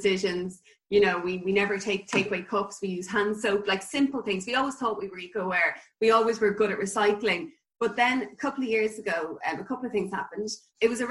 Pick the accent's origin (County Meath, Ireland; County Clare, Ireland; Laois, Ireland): County Meath, Ireland; Ashbourne; I am from Ashburn, and I went to school in Ashburn Community School.